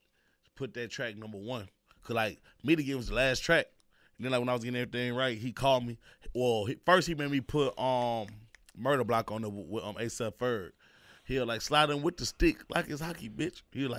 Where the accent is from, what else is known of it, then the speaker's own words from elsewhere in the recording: Houston, Texas, United States; we from A-Leaf, but it's really Houston, you know?